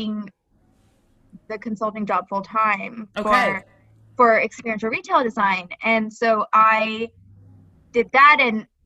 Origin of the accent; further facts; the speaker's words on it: Ohio, United States; moved away; also born or lived in New York; I'm from Ohio